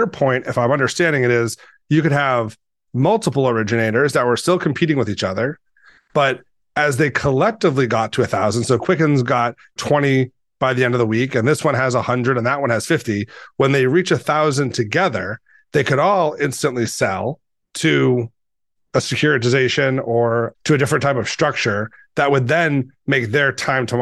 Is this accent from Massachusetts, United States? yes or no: yes; Boston, Massachusetts, United States; I grew up in Boston